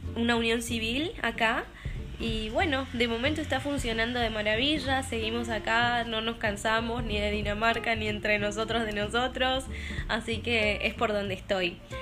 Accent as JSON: {"language": "Spanish", "country": "Argentina", "also_born_or_lived": "Brazil", "moved": "as an adult", "lives_now": "Denmark", "said": "Soy argentina"}